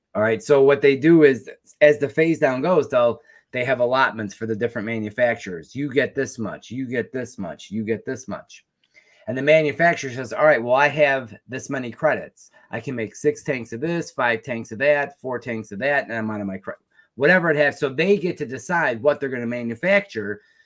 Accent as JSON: {"language": "English", "country": "United States", "said": "I was a technician from the United States"}